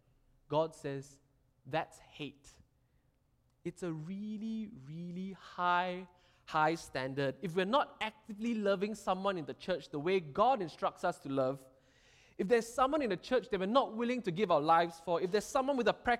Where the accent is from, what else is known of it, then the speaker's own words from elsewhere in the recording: Singapore; Being Singaporean